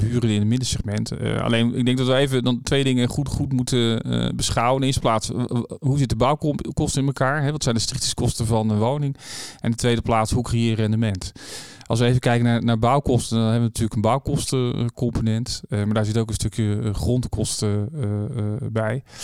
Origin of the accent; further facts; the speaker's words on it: Rijswijk, South Holland, Netherlands; now in The Hague, Netherlands; ik ben dus geboren in Juliana Kinderziekenhuis en opgegroeid in Rijswijk